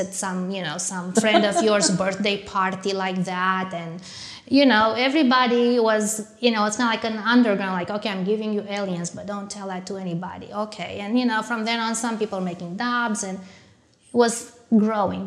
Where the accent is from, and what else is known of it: Romania; born or raised there; moved away as an adult; also born or lived in France / United States